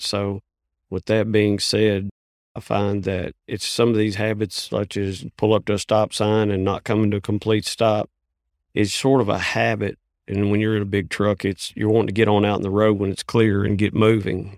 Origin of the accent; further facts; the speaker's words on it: Hopkins County, Kentucky, United States; I'm from Hopkins County, Kentucky